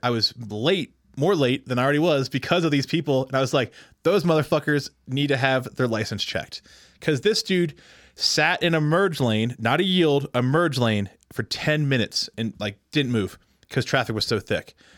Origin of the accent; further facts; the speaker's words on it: Pennsylvania, United States; I'm from Pennsylvania